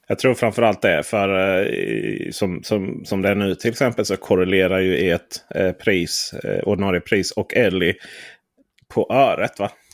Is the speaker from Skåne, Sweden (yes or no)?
yes; Skåne, Sweden; som skåning